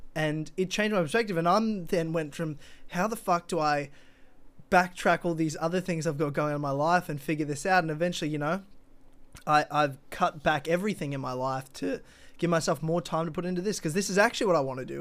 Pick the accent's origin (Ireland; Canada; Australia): Australia; being an Australian